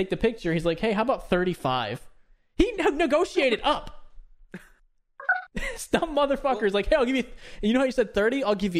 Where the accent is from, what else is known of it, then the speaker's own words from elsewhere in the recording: Florida, United States; And I was like, oh, I'm from Florida.